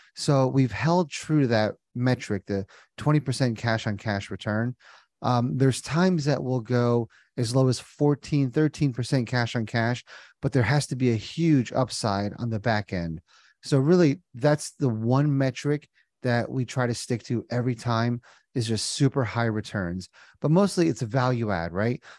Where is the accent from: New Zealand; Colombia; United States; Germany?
United States; New Jersey; moved away as an adult; also born or lived in Indiana; now in Cincinnati, United States; born and raised in Jersey